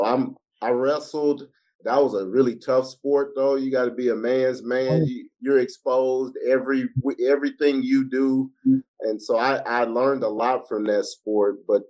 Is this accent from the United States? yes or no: yes; Tulsa, Oklahoma, United States; moved away as an adult; also born or lived in California; I was born in California, but reared in Oklahoma.